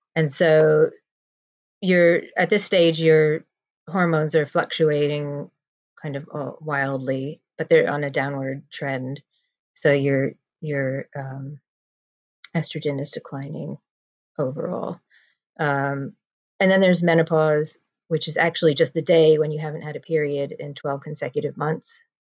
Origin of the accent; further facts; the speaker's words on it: New Jersey, United States; moved away as an adult; now in London, United Kingdom; I am originally from New Jersey and I moved to London to be with my husband about 21 years ago